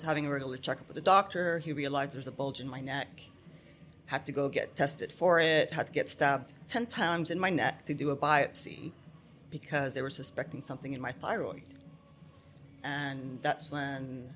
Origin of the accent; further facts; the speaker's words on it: Abu Dhabi, United Arab Emirates; I'm half Lebanese, half Palestinian, born and raised here in the UAE in Abu Dhabi